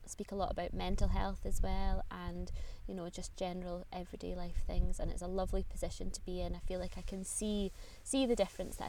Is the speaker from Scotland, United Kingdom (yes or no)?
yes; Aberdeenshire, Scotland, United Kingdom; moved away as an adult; also born or lived in Aviemore; now in Edinburgh, United Kingdom; I grew up in Aberdeenshire, which is the northeast of Scotland